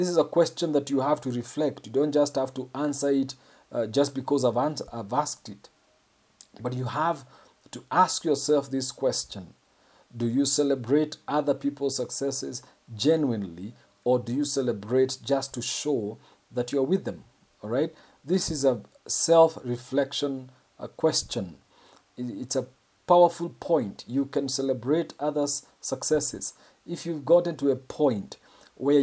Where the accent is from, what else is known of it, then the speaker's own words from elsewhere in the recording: Kenya; I'm a Kenyan